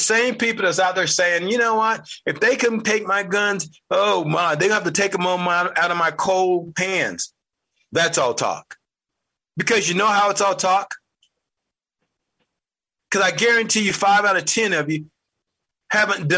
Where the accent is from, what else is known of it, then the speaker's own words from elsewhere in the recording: United States; As an American, born and bred